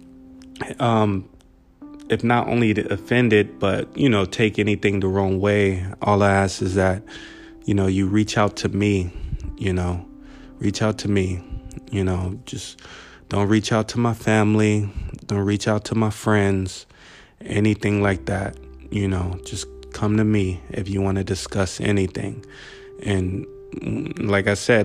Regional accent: Buena Park, California, United States; my part B of growing up in Buena Park

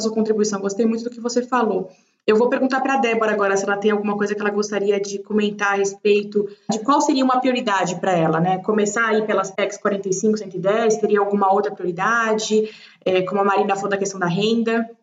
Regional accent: Brazil; como brasileira

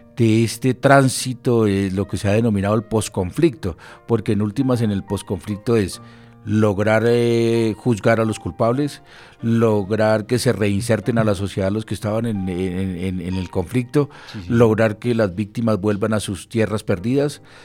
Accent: Colombia; como ciudadanos y como colombianos

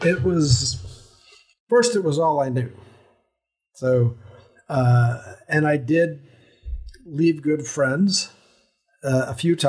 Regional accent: Colorado, United States; also born or lived in Wiesbaden, Germany / Alaska; I was born in Wiesbaden, Germany, where there's a large, or was a large concentration of U.S. Air Force personnel. And after a year, we moved to Colorado

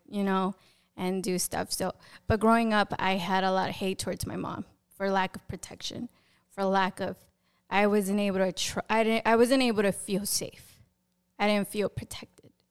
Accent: Passaic, New Jersey, United States; So I was born and raised in New Jersey in a city called Passaic.

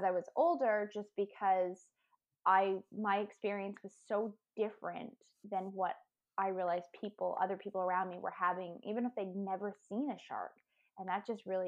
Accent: Maine, United States; I grew up in Maine and we didn't live right near the water, but we could drive to it

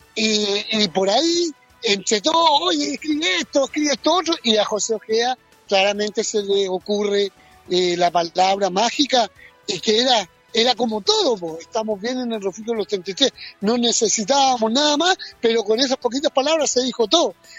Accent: Chile; somos los chilenos

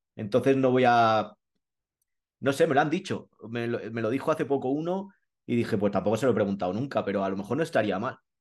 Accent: Madrid, Community of Madrid, Spain; also born or lived in Colmenar Viejo; yo soy madrileño

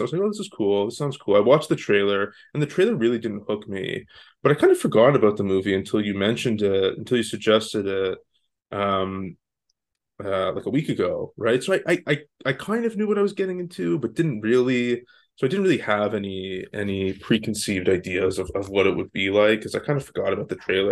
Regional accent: Canada; now in Los Angeles, United States; I'm not from the States originally. I live in L A now. I'm from Canada

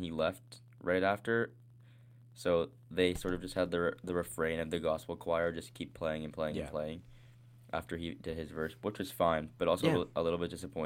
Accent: Winnipeg, Manitoba, Canada; moved away; I'm from Winnipeg, and I'm not there

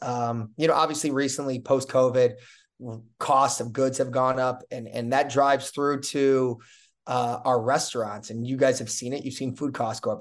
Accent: Chicago, Illinois, United States; when I grew up in Chicago

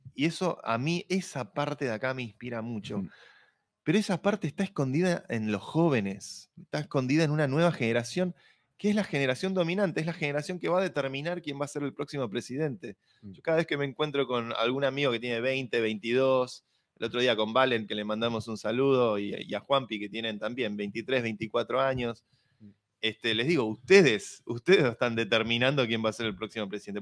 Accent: Argentina

